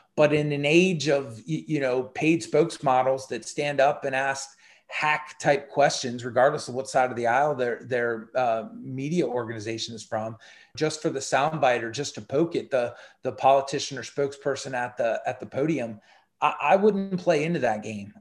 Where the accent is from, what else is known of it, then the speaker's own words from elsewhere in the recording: United States; as an American